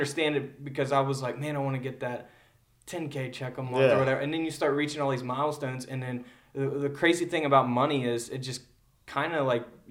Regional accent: Ludlow, Kentucky, United States; I grew up in Ludlow

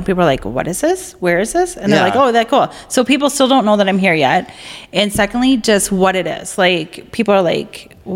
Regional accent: Brainerd, Minnesota, United States; moved away as an adult; also born or lived in Fargo, North Dakota / Apple Valley, Minnesota; I grew up in Brainerd, Minnesota

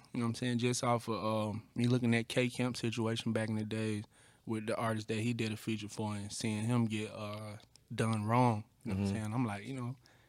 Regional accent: Atlanta, Georgia, United States; Yeah, I'm from Atlanta for real.

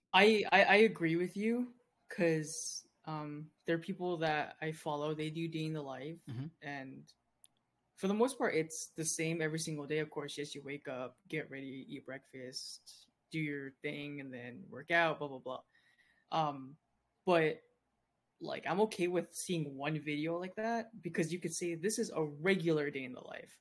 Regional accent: San Diego, California, United States; I was born in San Diego

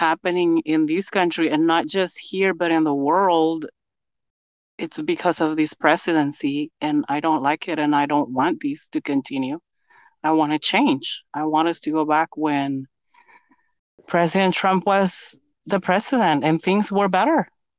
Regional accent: Guatemala City, Guatemala Department, Guatemala; now in United States; I'm from Guatemala City, Guatemala.

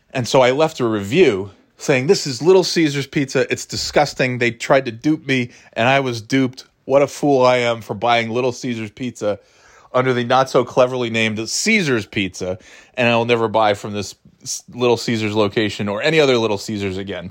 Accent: upstate New York, United States; now in New Hampshire, United States; I'm not from New York City. I'm from upstate New York

